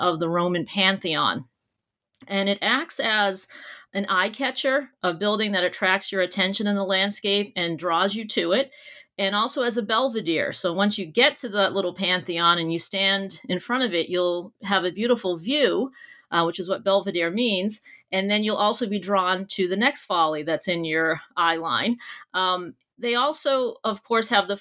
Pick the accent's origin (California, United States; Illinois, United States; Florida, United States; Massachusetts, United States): Massachusetts, United States; near Boston; born or raised there